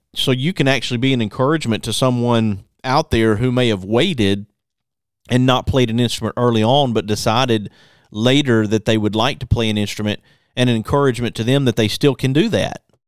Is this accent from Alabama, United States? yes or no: yes; Athens, Birmingham, Alabama, United States; in the fourth grade, my grandfather being a preacher, we moved from Athens, Alabama to Birmingham